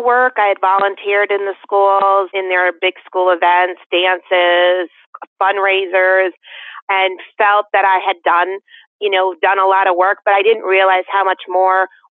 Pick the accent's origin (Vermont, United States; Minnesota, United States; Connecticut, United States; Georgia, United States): Connecticut, United States; West Hartford; now in Canton, United States; I grew up in West Hartford